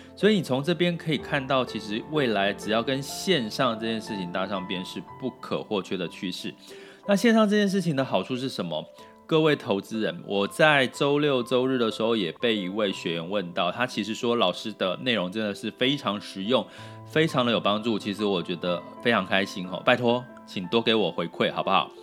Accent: Taiwan; accent: Taiwanese Mandarin; 有点台湾国语

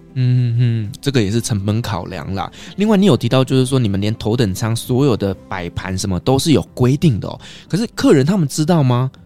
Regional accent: Taiwan; 我们台湾人

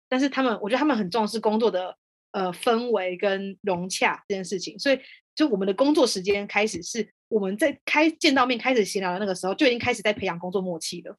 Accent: Taiwan; moved away as an adult; now in France; 像我们台湾人哦，我们下班之后跟同事出去吃饭，那我们吃饭都可能还在讨论工作的东西

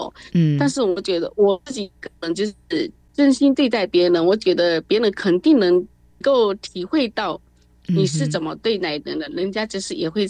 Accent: China; now in Taiwan; 我觉得哈，像我们大陆那边，他现在就是很喜欢未来的东西。

